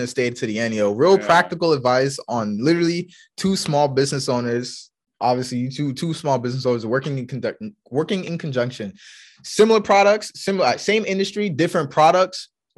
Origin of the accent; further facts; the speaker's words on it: New York, United States; now in Norfolk, United States; we're from New York